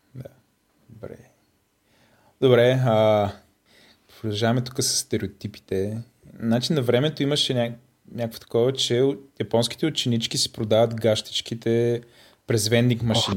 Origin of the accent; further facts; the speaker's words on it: Bulgaria; ние сме от България